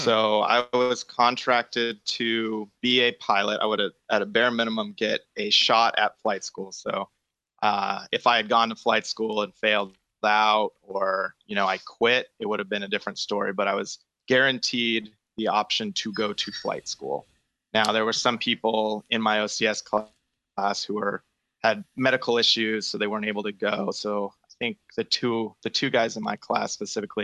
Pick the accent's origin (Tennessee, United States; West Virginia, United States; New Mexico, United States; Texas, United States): New Mexico, United States; moved away as an adult; also born or lived in Arizona / Newport, Rhode Island; now in Washington, United States; I'm from New Mexico, small town south of Albuquerque, New Mexico.